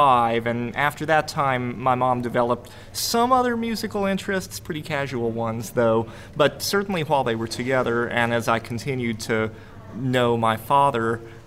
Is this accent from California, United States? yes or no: no; St. Paul, Minnesota, United States; So, I'm proud to have been born and raised in St. Paul, Minnesota.